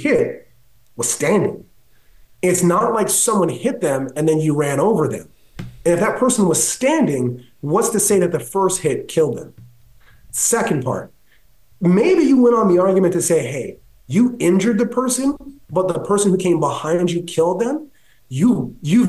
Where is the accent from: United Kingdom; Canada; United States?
Canada; I'm Canadian